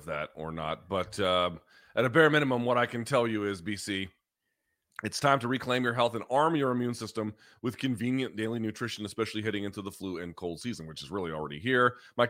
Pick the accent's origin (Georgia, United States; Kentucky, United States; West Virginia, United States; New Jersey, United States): Georgia, United States; Marietta; Yeah. From Marietta, Georgia.